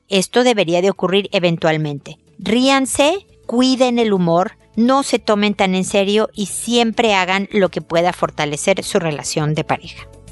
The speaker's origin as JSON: {"language": "Spanish", "country": "Mexico", "tie": "born or raised there", "moved": "as an adult", "lives_now": "Chile", "said": "estos dos países que quiero muchísimo porque es donde, bueno, nací uno y crecí y me casé y tuve hijos y demás. Es mi gran amor, mi patria querida"}